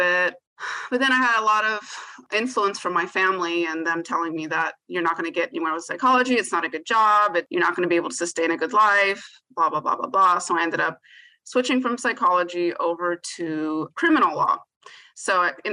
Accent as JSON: {"language": "English", "area": "San Gabriel Valley", "region": "California", "country": "United States", "tie": "born or raised there", "said": "I grew up in the San Gabriel Valley"}